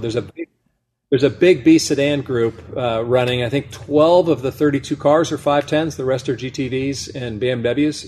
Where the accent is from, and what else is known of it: Monterey Peninsula, California, United States; born or raised there